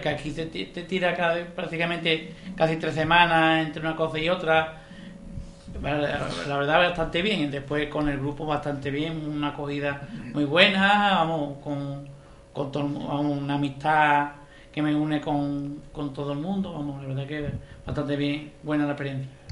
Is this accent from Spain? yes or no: yes; Ronda, Andalusia, Spain; moved away as an adult; now in Prado del Rey, Spain; Yo estoy de Ronda. Lo que pasa es que llevo dos años eh, viviendo en Prado de Rey